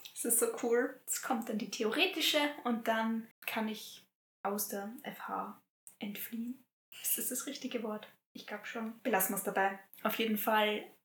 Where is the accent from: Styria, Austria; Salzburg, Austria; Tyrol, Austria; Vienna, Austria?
Styria, Austria; Graz-Umgebung; now in Graz, Austria; Graz-Umgebung. Ich bin, ich bin ein GUler